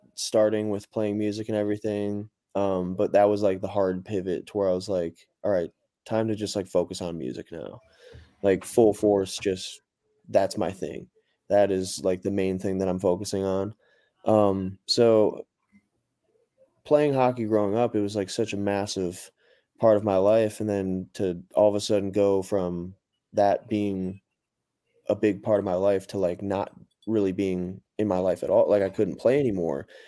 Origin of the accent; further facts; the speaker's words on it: Cleveland, Ohio, United States; now in Nashville, United States; I'm from Cleveland, but live in Nashville now